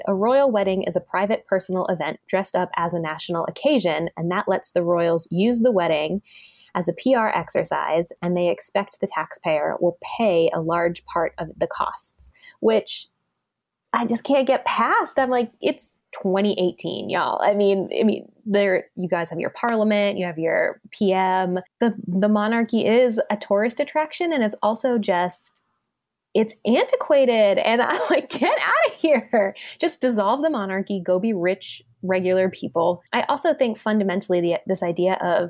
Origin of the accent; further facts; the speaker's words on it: United States; as an American